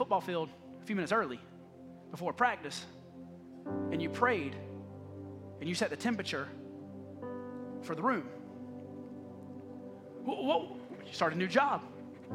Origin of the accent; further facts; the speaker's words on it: the South, United States; I grew up in the South